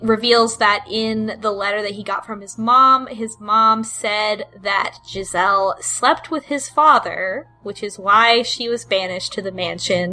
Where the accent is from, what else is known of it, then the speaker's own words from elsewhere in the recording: Texas, United States; I'm from Texas